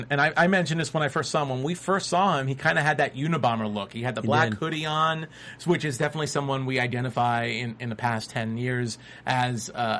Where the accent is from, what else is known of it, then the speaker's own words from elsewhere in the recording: New York, United States; As a New Yorker